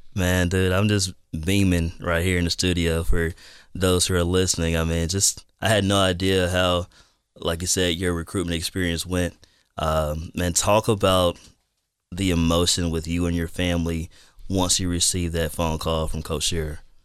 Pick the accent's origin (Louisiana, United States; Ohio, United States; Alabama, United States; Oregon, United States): Alabama, United States; Madison; also born or lived in Auburn, Alabama; now in Dothan, United States; I'm originally from Madison, Alabama, and then I moved to Auburn